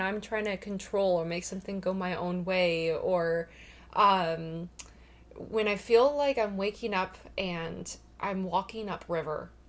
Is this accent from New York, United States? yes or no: no; Washington, United States; I am born and raised in Washington